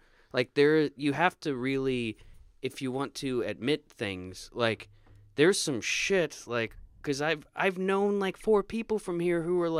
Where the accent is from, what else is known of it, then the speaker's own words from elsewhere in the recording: Florida, United States; No, I was there from the time I was a kid to like 21.